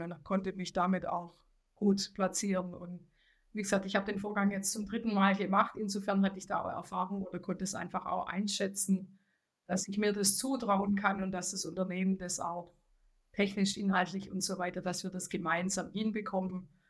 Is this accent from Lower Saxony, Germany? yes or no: no; Swabia, Baden-Württemberg, Germany; accent: Swabian; Das Schwäbische lässt sich nicht verheimlichen, aber ich äh, bin auch stolz, ein Schwabe zu sein, eine Schwäbin zu sein